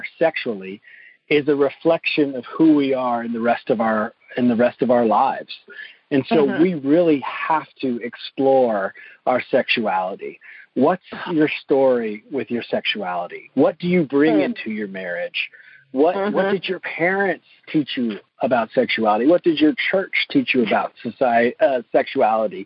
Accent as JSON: {"language": "English", "region": "the South", "country": "United States", "tie": "born or raised there", "said": "my own upbringing growing up in the South in a Southern Baptist church"}